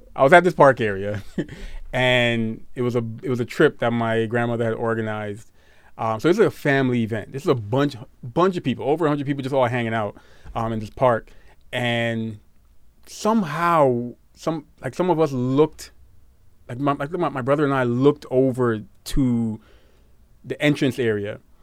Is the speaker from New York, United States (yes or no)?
yes; New York City, New York, United States; growing up in Brooklyn